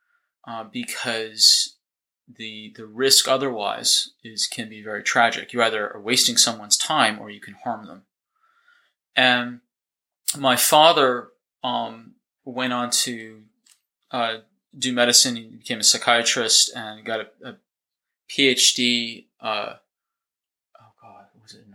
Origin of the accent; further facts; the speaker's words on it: Boston, Massachusetts, United States; moved away as an adult; also born or lived in Northern California / Dallas, Texas; now in New Zealand; originally, I'm from the States. I grew up in outside Boston, Massachusetts